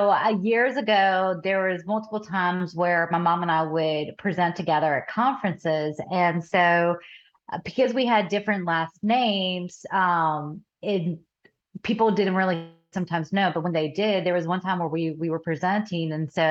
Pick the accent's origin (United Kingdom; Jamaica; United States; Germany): United States; the South; accent: Southern; this is what happens when you end up being raised in the South.